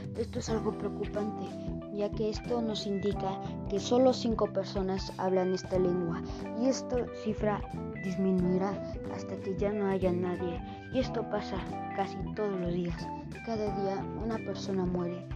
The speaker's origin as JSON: {"language": "Spanish", "country": "Mexico", "said": "soy de México."}